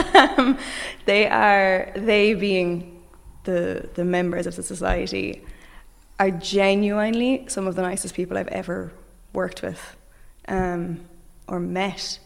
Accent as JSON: {"language": "English", "town": "Limerick", "region": "Munster", "country": "Ireland", "said": "I come from Limerick"}